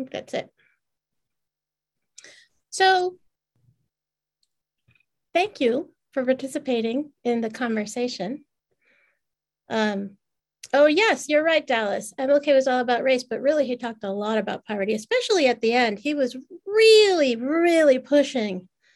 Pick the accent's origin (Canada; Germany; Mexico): Mexico; moved away; grew up in Mexico